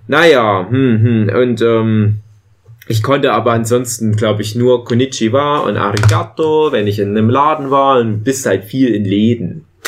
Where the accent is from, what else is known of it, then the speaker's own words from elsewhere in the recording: Erzgebirge, Saxony, Germany; bei uns im Erzgebirge